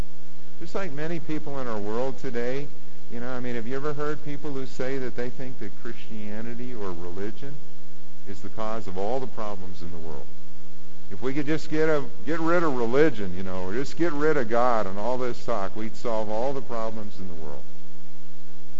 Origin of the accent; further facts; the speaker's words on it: Warren, United States; I'm at the park in Warren in my hometown